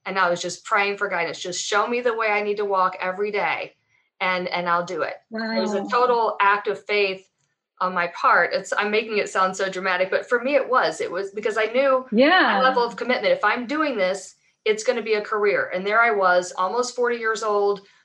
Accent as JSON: {"language": "English", "town": "Atlanta", "region": "Georgia", "country": "United States", "tie": "born or raised there", "said": "I'm from Atlanta, I've lived here, you know, since I was 1 year old"}